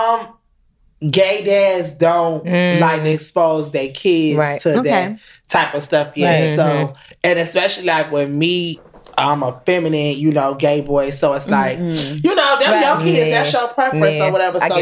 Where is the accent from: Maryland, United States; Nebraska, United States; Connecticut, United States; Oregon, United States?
Connecticut, United States; I'm from Connecticut